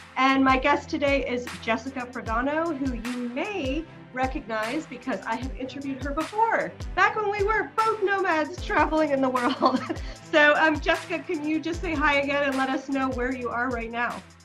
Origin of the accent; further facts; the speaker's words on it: New York City, New York, United States; moved away as an adult; now in New Zealand; I'm from New York City